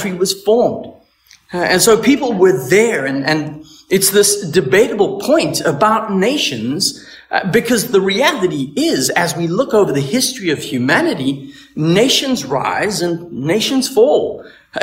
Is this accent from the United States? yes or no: no; South Africa; now in Canada; I'm from South Africa